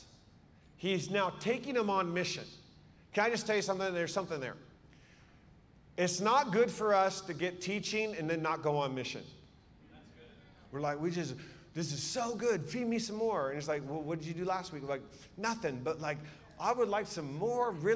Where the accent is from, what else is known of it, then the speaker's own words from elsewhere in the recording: Seattle, Washington, United States; I'm from Seattle. I was a youth pastor back in the day